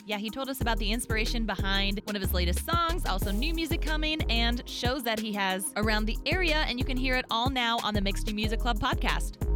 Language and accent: English; Cedar Rapids, Iowa, United States; I'm from Iowa